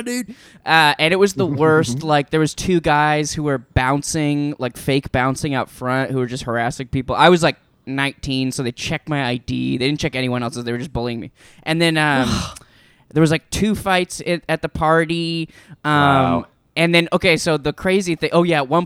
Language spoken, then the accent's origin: English; Burnaby, British Columbia, Canada; I grew up in Burnaby, just outside of Vancouver